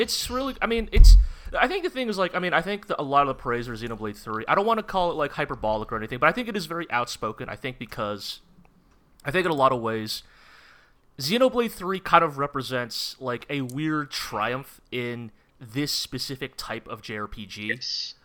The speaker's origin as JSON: {"language": "English", "country": "United States", "said": "as an American Dragon Ball fan"}